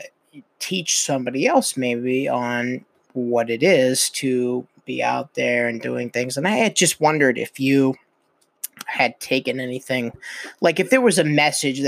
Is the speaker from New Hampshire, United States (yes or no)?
yes; New Hampshire, United States; also born or lived in Vermont; I was born in Vermont, but I was raised in New Hampshire.